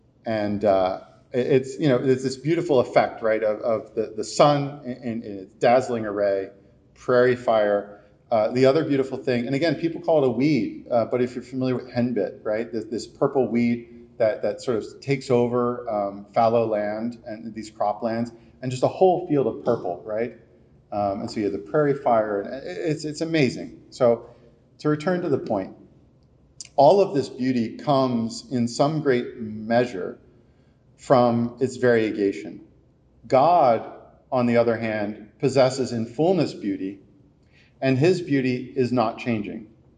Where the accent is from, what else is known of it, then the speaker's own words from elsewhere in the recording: East Coast, United States; and I'm from the East Coast, so please don't mob me right now.